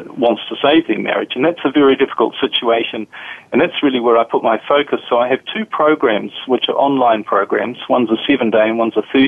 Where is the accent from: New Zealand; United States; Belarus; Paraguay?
New Zealand; now in Europe; As you can probably tell from my accent, I'm from a different part of the world. I'm from New Zealand originally. But I currently live in Europe